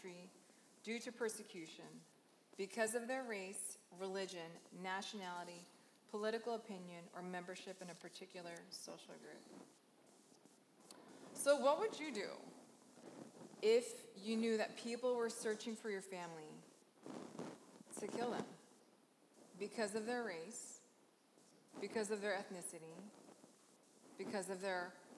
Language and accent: English; New Jersey, United States; also born or lived in Philadelphia, Pennsylvania; I was born in Philadelphia, raised in New Jersey.